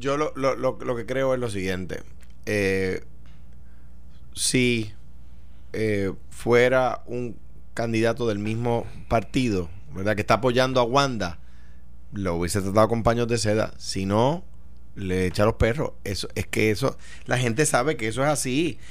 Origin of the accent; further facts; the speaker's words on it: Puerto Rico; soy puertorriqueño y porque vivo en este país